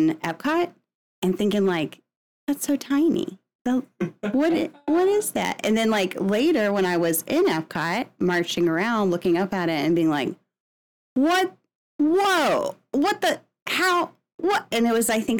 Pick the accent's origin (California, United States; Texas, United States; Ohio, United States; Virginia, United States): Virginia, United States; I grew up on the East Coast in Virginia.